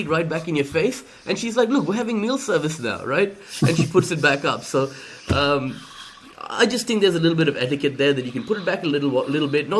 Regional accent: India; I'm Indian myself

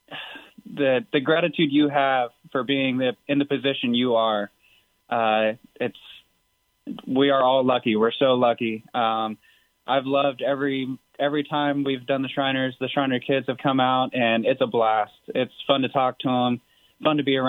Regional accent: DFW area, Texas, United States; Growing up in the DFW area

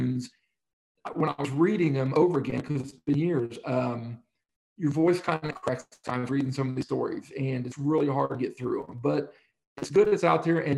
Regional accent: Middletown, Ohio, United States; I'm just some hillbilly from Middletown, Ohio

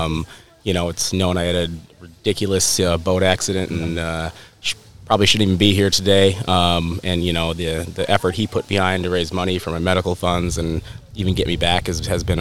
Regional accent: Apple Valley, Minnesota, United States; also born or lived in Burnsville, Minnesota; I'm from Minnesota. I grew up here.

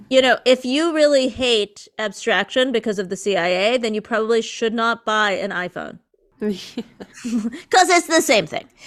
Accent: United States; I'm an American. Like, I was raised here in the States

